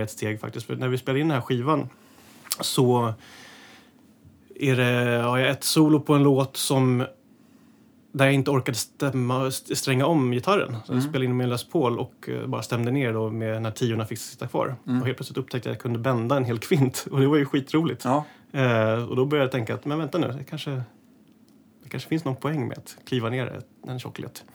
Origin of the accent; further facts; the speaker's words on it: Täby, Stockholm County, Sweden; i Skarpäng där jag är uppe i Täby, där jag är uppvuxen